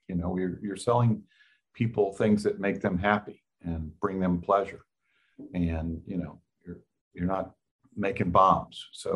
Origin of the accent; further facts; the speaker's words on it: Kyoto, Japan; born there; I'm an army brat. I was born in Kyoto, Japan, and went to three different high schools